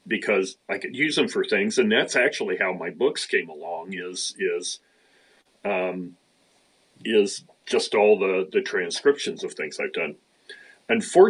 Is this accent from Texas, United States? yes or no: no; Idaho, United States; now in Seattle, United States; I was born in Idaho